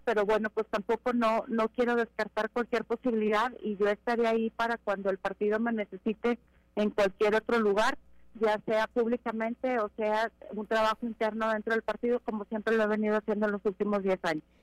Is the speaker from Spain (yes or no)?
no; Mexico; Primero somos mexicanos